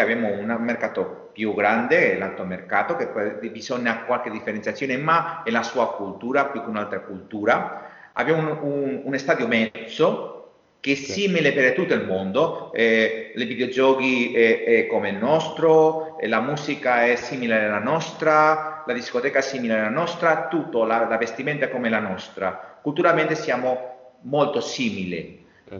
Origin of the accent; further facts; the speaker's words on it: Meliana, Valencian Community, Spain; Italian is a second language; io sono cresciuto a Meliana, qui, a un chilometro del mare Mediterraneo